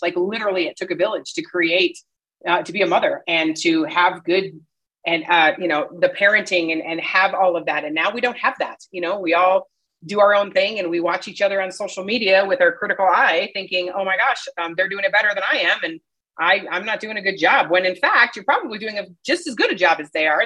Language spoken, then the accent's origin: English; Midwest, United States; now in Colorado, United States; I'm, I'm from the Midwest where everybody stayed where you're from. That's just what you did. So, you know, I grew up with all my cousins around